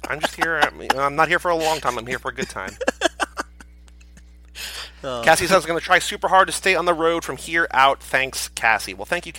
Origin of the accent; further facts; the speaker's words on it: Arlington, Texas, United States; born there; also born or lived in Arizona; I was born in Arlington, right between Dallas and Fort Worth.